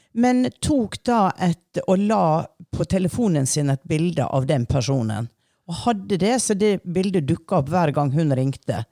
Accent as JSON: {"language": "Norwegian", "town": "Hareid", "region": "Møre og Romsdal", "country": "Norway", "said": "Jeg er fra Hareid."}